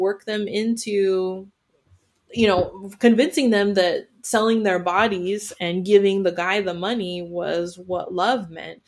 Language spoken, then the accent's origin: English; United States; being mixed and being born in America